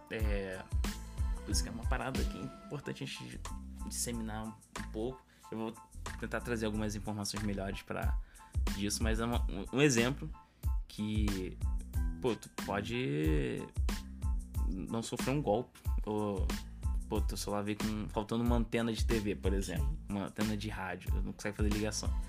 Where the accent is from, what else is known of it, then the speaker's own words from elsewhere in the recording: Rio de Janeiro, Brazil; A gente é do Rio de Janeiro e a gente entregou a parada pro cliente